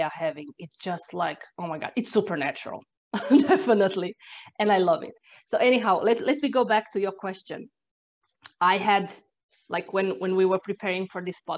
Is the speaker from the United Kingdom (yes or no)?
no; Croatia; English is a second language; moved away as an adult; now in Ireland; I'm originally from Croatia, but this was the year when we moved to Ireland